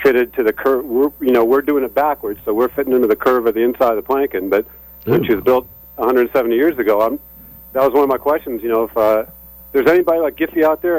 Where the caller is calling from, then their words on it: Mystic, Connecticut, United States; Oh, actually, I'm calling from Mystic.